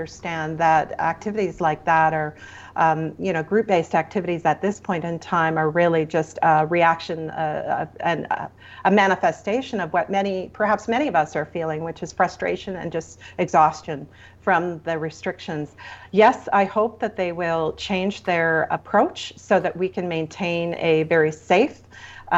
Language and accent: English; Ontario, Canada; now in Alberta, Canada; I come from Ontario originally